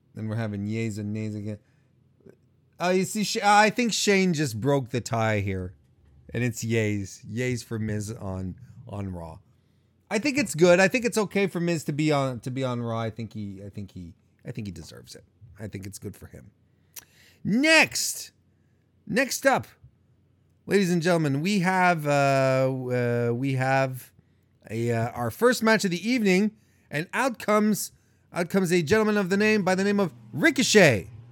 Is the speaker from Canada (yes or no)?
yes; Canada; Montreal is close to my hometown